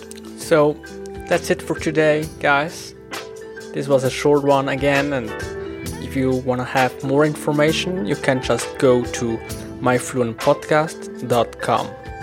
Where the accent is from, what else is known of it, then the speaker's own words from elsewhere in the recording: Switzerland; accent: Swiss German dialect; first language Swiss German; English is a second language; my mother tongue, when I'm speaking Swiss German.